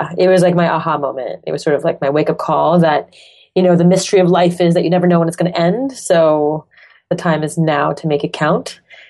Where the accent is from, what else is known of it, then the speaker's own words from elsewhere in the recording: Montreal, Quebec, Canada; accent: French; first language French; English is a second language; moved away as an adult; So grew up in Montreal, Canada. French is my first language. So I actually used to speak English like this, the French accent.